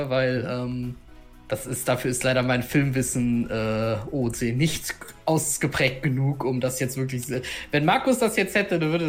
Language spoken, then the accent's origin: German; Sweden; now in Germany; ich komme ursprünglich aus Schweden und äh, bin aber tatsächlich äh, durch meinen Vater äh, hier hingezogen, der ähm, ja arbeitsbedingt versetzt wurde